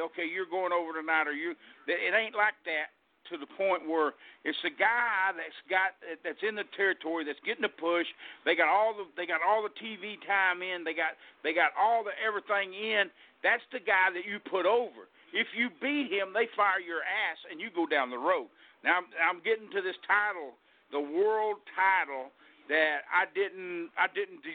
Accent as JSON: {"language": "English", "region": "Texas", "country": "United States", "tie": "born or raised there", "said": "I kindly pulled back to my home state, which is Texas, and just wrestled around here locally"}